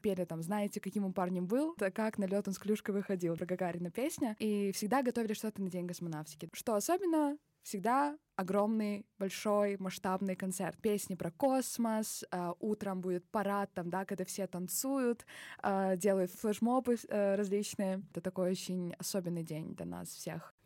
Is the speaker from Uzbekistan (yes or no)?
no; Baikonur, Kyzylorda Region, Kazakhstan; moved away as an adult; also born or lived in Taraz, Kazakhstan; now in Moscow, Russia; Я из Казахстана, родилась в городе Тарас, но э, с 10 лет, можно сказать, проживаю и называю своим домом Байконур.